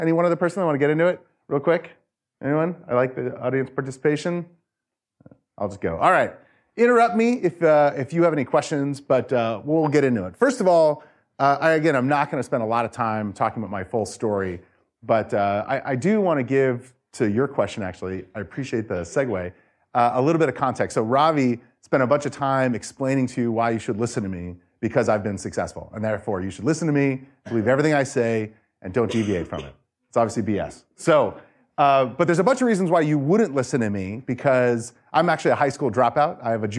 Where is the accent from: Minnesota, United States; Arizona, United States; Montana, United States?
Arizona, United States; Phoenix; also born or lived in New York; I moved to Phoenix when I was young from New York, and I did not have a good experience in elementary, middle, or high school.